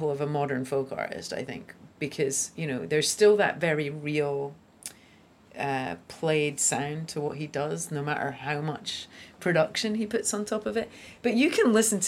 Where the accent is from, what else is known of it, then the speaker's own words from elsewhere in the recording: Scotland, United Kingdom; my little Scottish town